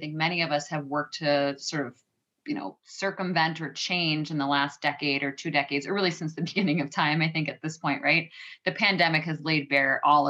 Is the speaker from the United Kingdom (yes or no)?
no; Western New York, United States; I grew up in Western New York